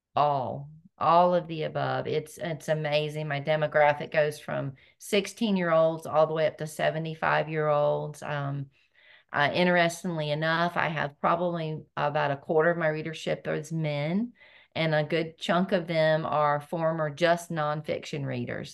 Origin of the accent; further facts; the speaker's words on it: North Carolina, United States; I was born and raised in North Carolina